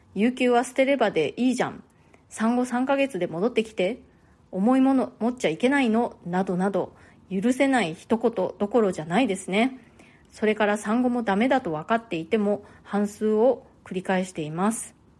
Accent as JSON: {"language": "Japanese", "country": "Japan", "tie": "born or raised there", "moved": "as an adult", "lives_now": "New York, United States", "said": "私も日本で生まれ育った"}